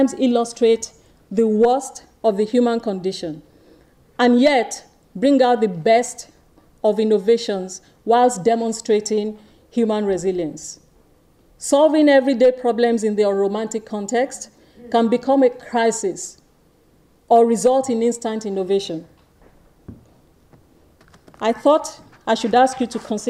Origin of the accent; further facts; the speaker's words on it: Nigeria; moved away; also born or lived in East Dulwich, London, United Kingdom; I was born in East Dulwich, London, to Nigerian students. I was sent to Nigeria at the age of 20 months and raised by my grandmother